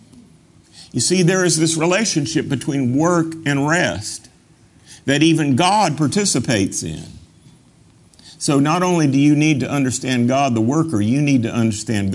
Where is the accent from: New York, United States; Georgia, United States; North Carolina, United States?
North Carolina, United States; growing up in North Carolina is that the Methodists and the Baptists were death and taxes against gambling